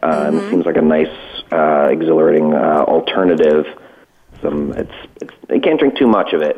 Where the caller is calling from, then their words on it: Cranford, New Jersey, United States; So I'm calling today from Cranford, New Jersey. It's just outside of my office in Hoboken, which is just across from the river from New York, so maybe a half hour out of New York City.